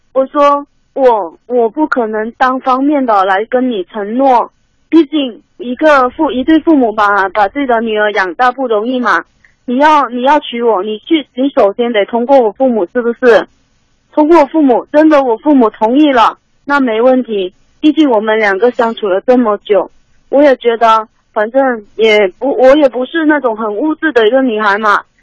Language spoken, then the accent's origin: Chinese; Guangdong, China; moved away as an adult; now in Shenzhen, China; 我没在家里，我在深圳，然后嗯。我老家是潮汕的